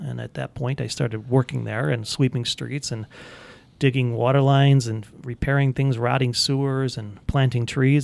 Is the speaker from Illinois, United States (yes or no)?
yes; Park Ridge, Illinois, United States; also born or lived in Chicago; born in Chicago. I grew up in Park Ridge, uh, about three blocks from the city of Chicago